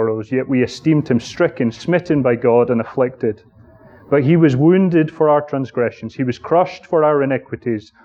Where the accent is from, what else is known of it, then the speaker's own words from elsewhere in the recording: Aberdeen, Scotland, United Kingdom; moved away; my hometown, which is Aberdeen, under the man who baptized me, and indeed lived in the small suburban town that I grew up